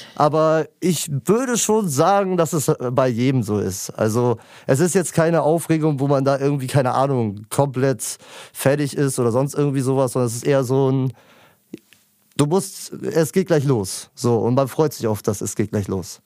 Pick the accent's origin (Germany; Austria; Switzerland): Germany; Lübeck, Schleswig-Holstein; ich komme aus dem wunderschönen Lübeck